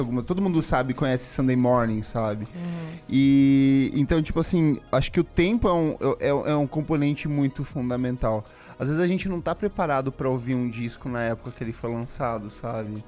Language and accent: Portuguese; Paraná, Brazil; eu sou do Paraná